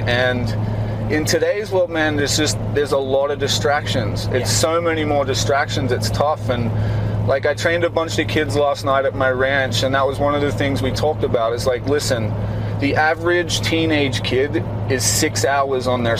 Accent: Australia; moved away; I'm originally from Australia. Right. That's where I grew up, and I was so blessed to grow up in Australia on a farm.

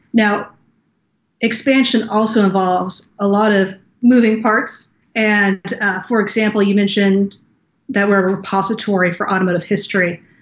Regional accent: Naples, Florida, United States; also born or lived in Los Angeles, United States; I grew up in Naples, Florida

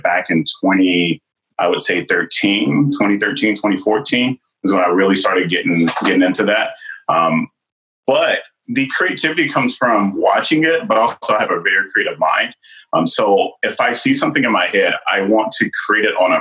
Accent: the South, United States; I'm from the South

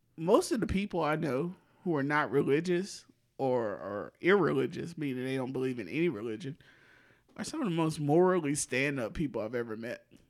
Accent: the South, United States; as a Southerner and a Democrat

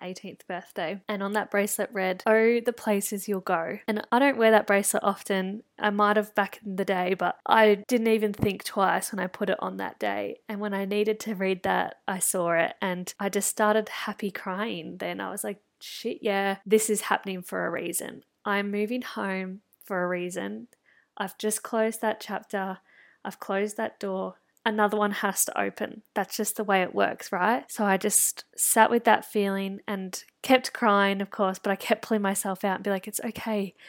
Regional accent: country Victoria, Australia; also born or lived in Melbourne; I was going between Melbourne and my hometown in country Victoria

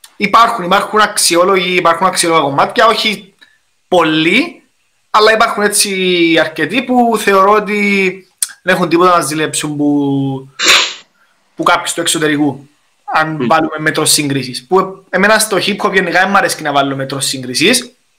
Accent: Cyprus; accent: Cypriot; μιλώ κυπριακά

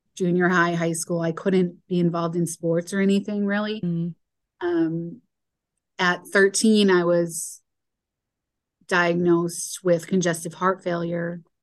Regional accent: Chicago, Illinois, United States; I grew up in Chicago area

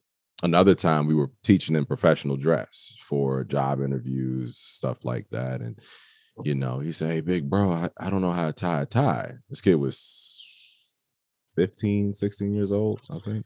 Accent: Waldorf, Maryland, United States; I am from Waldorf, Maryland

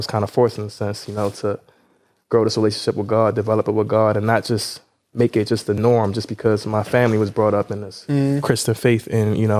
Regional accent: Nigeria; now in Baltimore, United States; I'm Nigerian

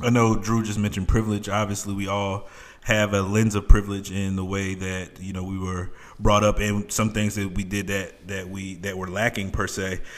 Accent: New York City, New York, United States; I'm from New York City

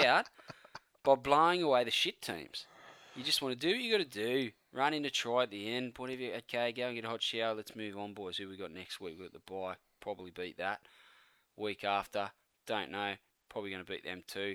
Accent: Queensland, Australia; I'm a Queenslander.

